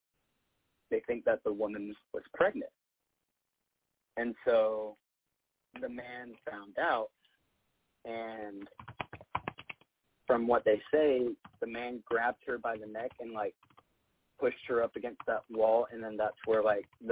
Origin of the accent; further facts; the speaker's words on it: Rome, Georgia, United States; moved away; also born or lived in Texas; my hometown, Rome, Georgia